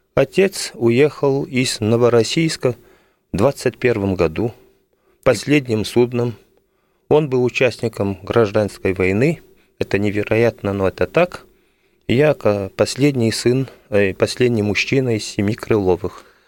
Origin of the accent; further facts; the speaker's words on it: Belgium; moved away as an adult; now in Moscow, Russia; Я родился в Бельгии